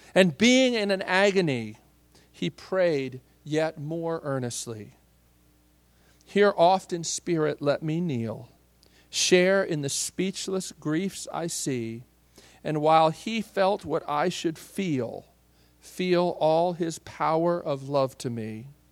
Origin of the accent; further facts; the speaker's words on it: Midwest, United States; I grew up in the Midwest.